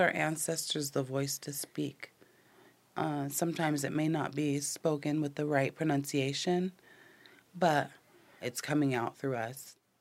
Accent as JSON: {"language": "English", "town": "Tulalip", "region": "Washington", "country": "United States", "said": "I'm Snohomish from Tulalip"}